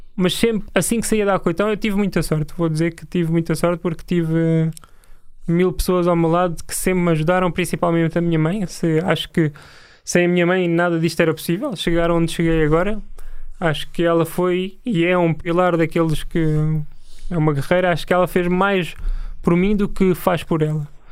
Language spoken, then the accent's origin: Portuguese; Lisbon, Portugal; also born or lived in Torres Vedras / Almada; now in Carnaxide, Portugal; Nasci em Lisboa, depois fui para Torres Vedras